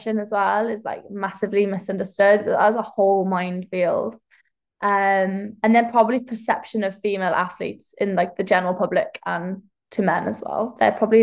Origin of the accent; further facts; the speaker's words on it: Welsh, Wales, United Kingdom; I'm a Welsh heptathlete, so I do track and field